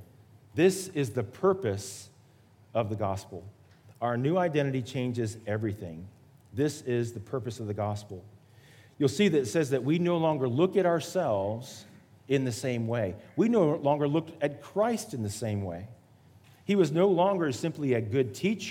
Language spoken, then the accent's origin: English; Miami, Florida, United States; moved away; also born or lived in Atlanta, Georgia / Charleston; I was born in Miami, Florida, the geographic South